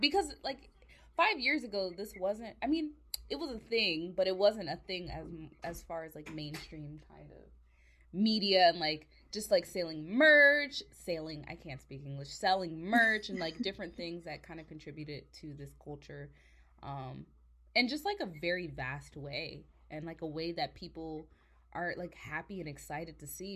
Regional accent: Virginia, United States; moved away; also born or lived in Georgia; I'm originally from Virginia, and I moved to Georgia for a little bit

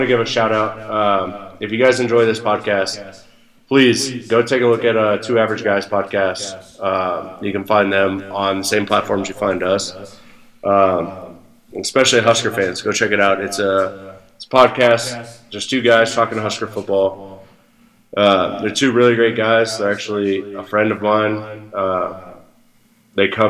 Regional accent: Nebraska, United States; growing up in Nebraska

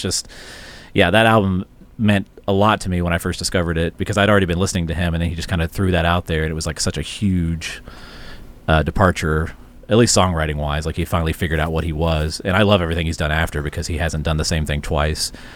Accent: the South, United States; growing up in the South at the time

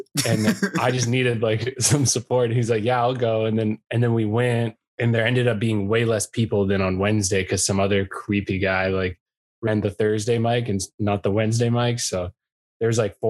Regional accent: Canada; moved away as an adult; now in United States; I'm Canadian

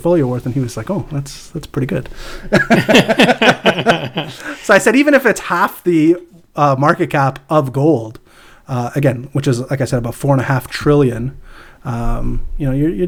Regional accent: Canada

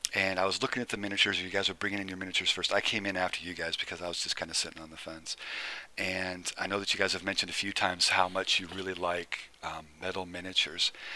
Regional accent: Nebraska, United States; I was born and raised in Nebraska

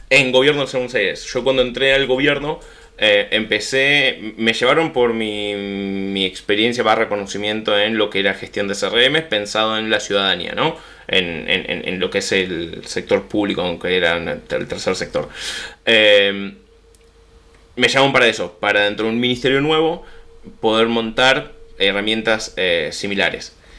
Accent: Buenos Aires, Argentina; accent: Rioplatense; soy de Buenos Aires, nacido, criado, pura cepa porteño

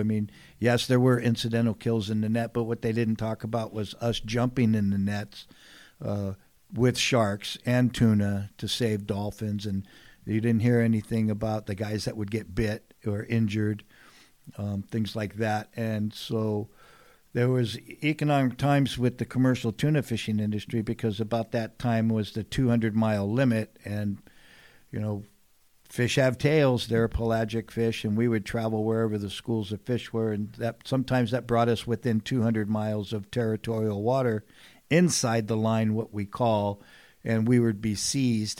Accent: San Diego, California, United States; born and raised here in San Diego

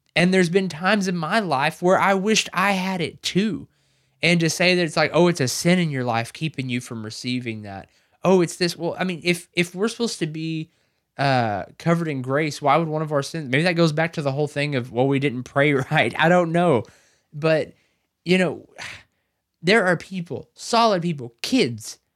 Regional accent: the South, United States; I was raised in the South.

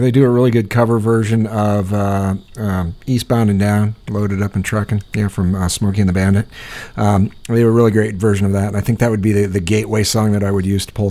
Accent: Iowa, United States; I'm from Iowa.

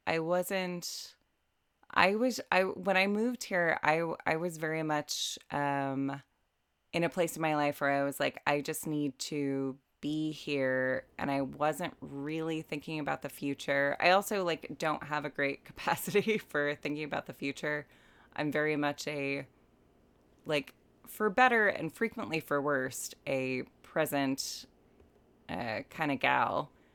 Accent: United States; moved away as an adult; now in Dublin, Ireland; I'm American

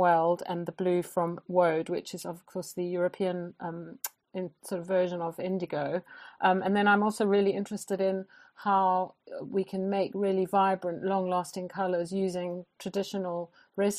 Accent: South Africa; moved away as an adult; now in Norfolk, United Kingdom; I grew up in South Africa

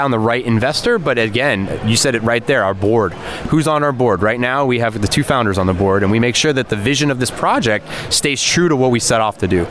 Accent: Las Vegas, Nevada, United States; So just so you guys know, I'm from Vegas, not Miami.

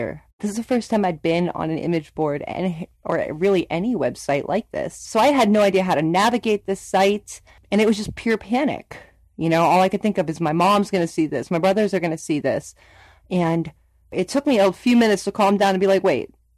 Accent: Youngstown, Ohio, United States; I'm from Youngstown, Ohio

